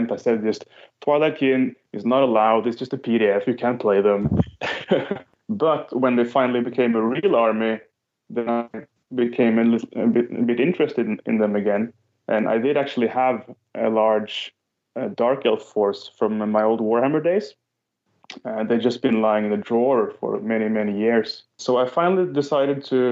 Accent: Norway; Norwegian player

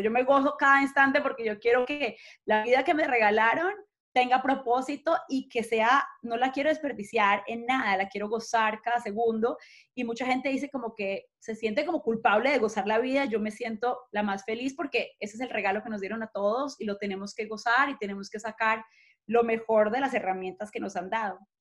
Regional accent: Manizales, Caldas, Colombia; now in Miami, United States; crecí en Manizales, en las montañas verdes más lindas

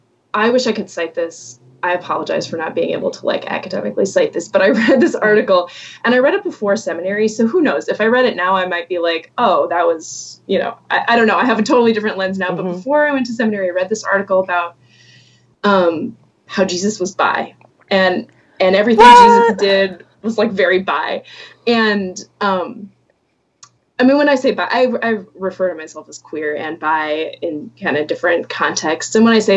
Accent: Atlanta, Georgia, United States; now in Minnesota, United States; But I am, yes, I live in Minnesota. I grew up in Atlanta. I've kind of lived all over, not all over, but I've lived in different places in the U.S.

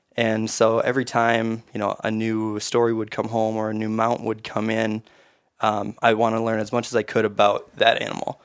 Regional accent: Mora, Minnesota, United States; I grew up in Mora, which is east central Minnesota

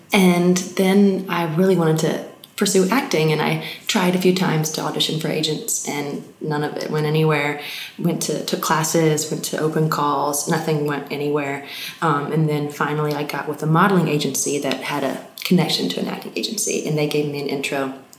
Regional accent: Alabama, United States; accent: Southern; hey y'all, I'm from Alabama, I'm a babysitter. And people trusted me. I think it was the accent. Like literally, like, I don't know, blonde Southern 21-year-old

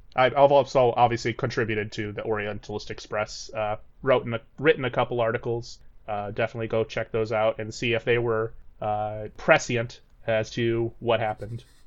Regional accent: Texas, United States; moved away; I hail from Texas originally

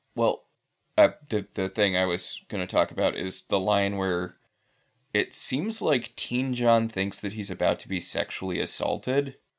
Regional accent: New England, United States; I'm from New England

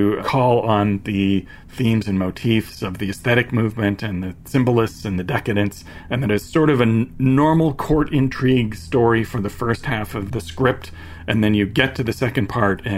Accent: Toronto, Ontario, Canada; I'm from Toronto

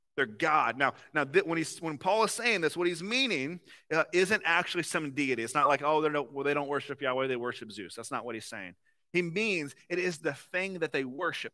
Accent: the South, United States; accent: southern; now in Ohio, United States; I'm from somewhere where the sweet tea is a little bit more like syrup

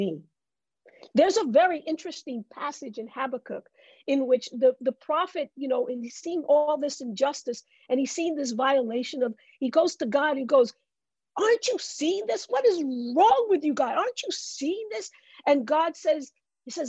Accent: New York City, New York, United States; I grew up in the Bronx

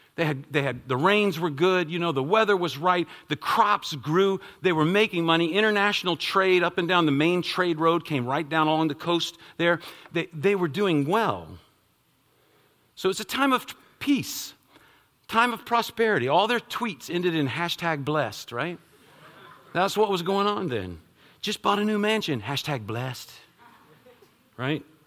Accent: United States; as American citizens

